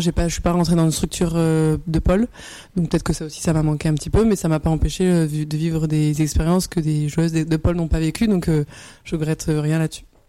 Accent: Bordeaux, Nouvelle-Aquitaine, France; moved away as an adult; je suis originaire de Bordeaux. À la base, donc, j'ai commencé là-bas

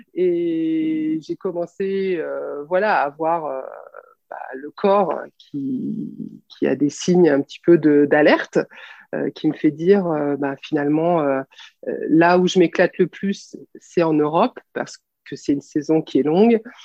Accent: France; on est française ou européenne

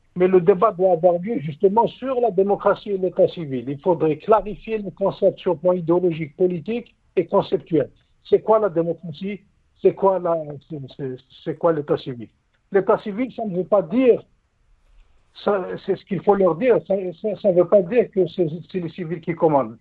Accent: Algeria; en tant qu'Algérien

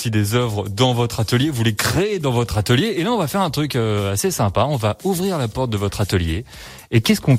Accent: Megève, Auvergne-Rhône-Alpes, France; now in Sallanches, France; J'habite Salanches, je suis né à Megève.

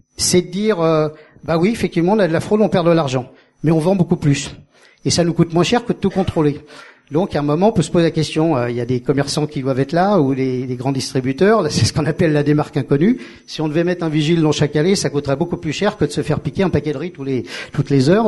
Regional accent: Paris, Île-de-France, France; moved away as an adult; also born or lived in Perpignan; quand je suis arrivé en tant que Parisien

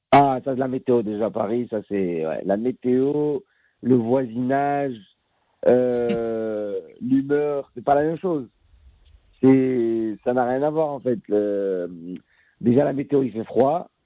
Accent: Casablanca, Casablanca-Settat, Morocco; moved away as an adult; now in France; je suis un fils de Casablanca, j'ai grandi, je suis un enfant de Casablanca, j'ai grandi au Maroc.

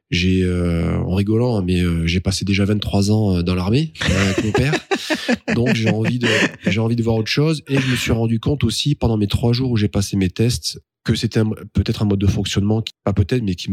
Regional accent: Pau, Nouvelle-Aquitaine, France; Tu pars tu pars à Pau, parce que moi je suis natif de Pau, tu pars à Pau.

